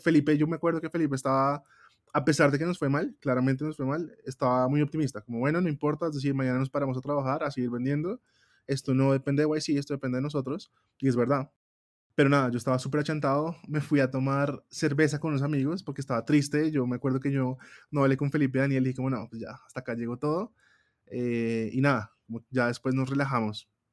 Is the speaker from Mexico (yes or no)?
no; Colombia; muy colombianos, muy latinos